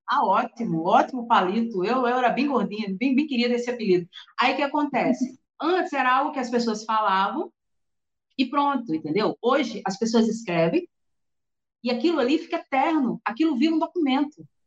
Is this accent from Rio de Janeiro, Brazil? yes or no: no; Natal, Rio Grande do Norte, Brazil; eu sou aqui de Natal, Rio Grande do Norte